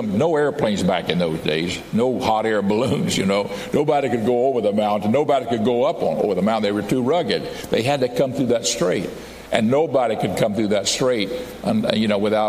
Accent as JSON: {"language": "English", "country": "United States", "tie": "born or raised there", "said": "I'm an American. I grew up here as a boy"}